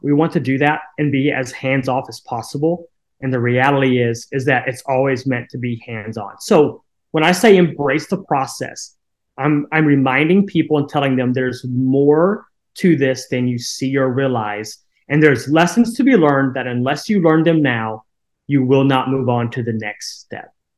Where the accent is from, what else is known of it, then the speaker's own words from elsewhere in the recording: Koshkonong, Missouri, United States; now in Licking, United States; grew up in a town of 200 people right along the Missouri Arkansas border uh, called Koshkonong, Missouri